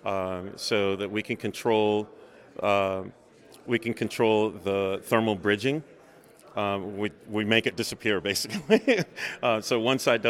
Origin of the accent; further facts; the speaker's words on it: Virginia, United States; moved away; also born or lived in Louisiana / Salt Lake City, Utah; I grew up in Virginia.